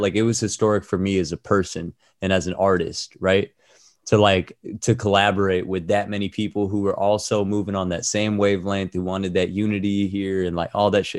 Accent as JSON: {"language": "English", "area": "Orange County", "region": "California", "country": "United States", "tie": "born or raised there", "also_born_or_lived": "Toronto, Canada", "moved": "as an adult", "said": "I'm from Orange County, but I moved to Toronto when I was eighteen."}